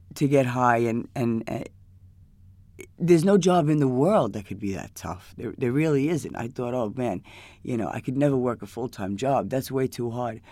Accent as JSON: {"language": "English", "town": "New York City", "region": "New York", "country": "United States", "said": "I'm from, from New York. I'm from Queens."}